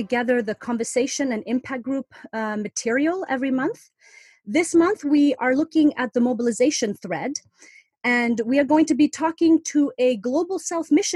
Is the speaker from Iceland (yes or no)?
yes; Iceland; now in London, United Kingdom; I was born and raised in Iceland